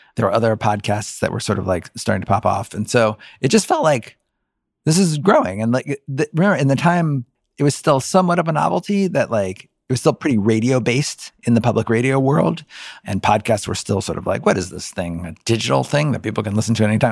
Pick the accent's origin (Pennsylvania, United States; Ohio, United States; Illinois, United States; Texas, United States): Ohio, United States; Cincinnati; I grew up in Cincinnati, Ohio.